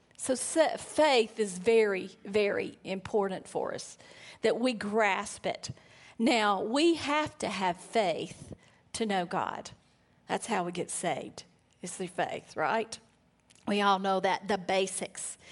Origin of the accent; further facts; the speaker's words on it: Alabama, United States; moved away; I'm from Alabama